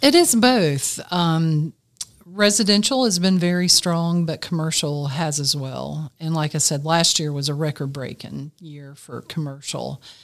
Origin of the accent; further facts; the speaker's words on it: Greenville, South Carolina, United States; I grew up in Greenville, South Carolina, I've lived in this area all my life